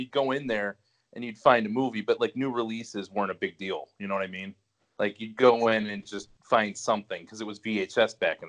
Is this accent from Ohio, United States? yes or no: yes; Cleveland, Ohio, United States; now in Willoughby, United States; I am from Cleveland, Ohio. I live in Willoughby currently, not too far from the store that I started at in Eastlake, Ohio in 2004.